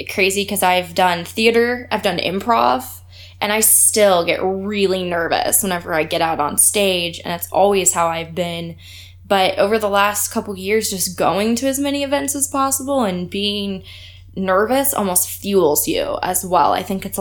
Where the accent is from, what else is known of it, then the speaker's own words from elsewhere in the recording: Topeka, Kansas, United States; I am from Topeka, Kansas